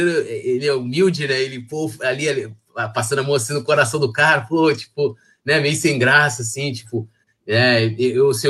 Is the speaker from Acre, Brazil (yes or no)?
yes; Acre, Brazil; sou aqui do estado do Acre, sou torcedor do Flamengo.